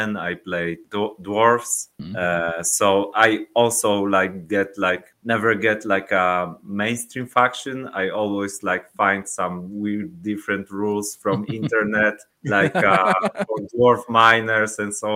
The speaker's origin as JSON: {"language": "English", "town": "Szczecin", "region": "West Pomeranian Voivodeship", "country": "Poland", "tie": "born or raised there", "second_language": "English", "said": "So I'm from Poland. We are from Szczecin. It's like near Baltic Sea, near the border with Germany"}